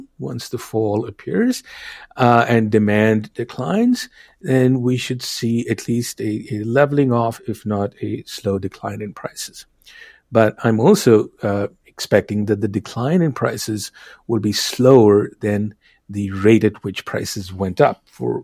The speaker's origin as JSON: {"language": "English", "town": "New Delhi", "region": "Delhi", "country": "India", "tie": "born or raised there", "moved": "yes", "lives_now": "Minnesota, United States", "said": "I'm originally from India. I grew up in New Delhi, one of my favorite cities in the world"}